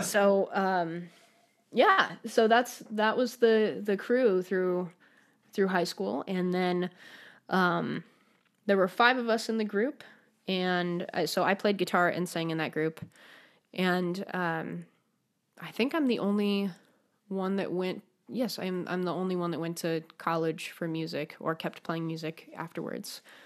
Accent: Denver, Colorado, United States; also born or lived in New Haven, Connecticut; now in Michigan, United States; I grew up in Denver, Colorado

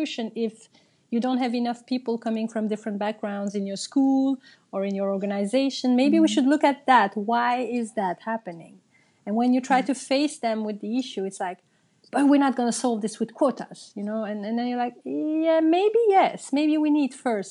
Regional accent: Brussels, Brussels-Capital Region, Belgium; English is a second language; When I grew up in Brussels, I myself come from a family of migrants. Both my parents are Turkish

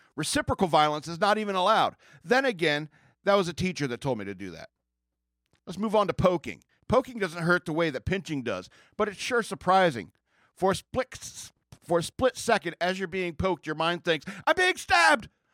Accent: United States; I grew up in America

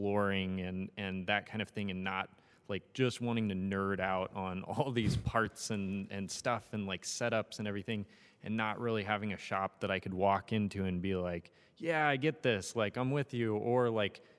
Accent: Ukiah, California, United States; now in Los Angeles, United States; I grew up in Northern California

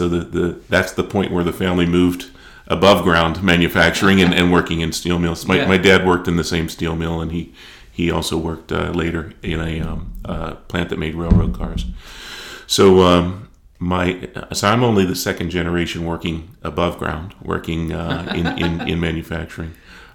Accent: Pittsburgh area, Pennsylvania, United States; moved away as an adult; now in Jackson, United States; growing up in the Pittsburgh area

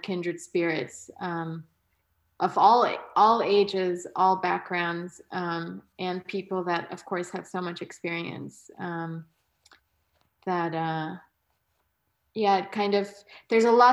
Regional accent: New York, United States; growing up in New York

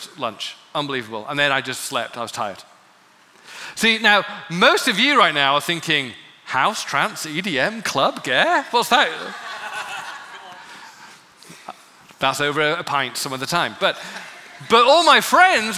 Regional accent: England, United Kingdom; growing up in England

